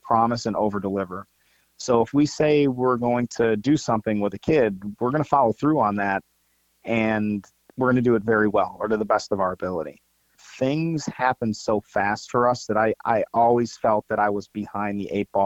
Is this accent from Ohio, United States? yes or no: yes; Ohio, United States; also born or lived in St. Louis, Missouri; now in Georgia, United States; I'm originally from Ohio